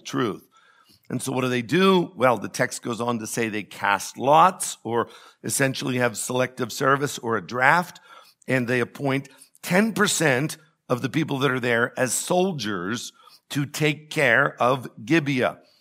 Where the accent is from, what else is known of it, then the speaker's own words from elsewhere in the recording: United States; I am an American. I am happy to be an American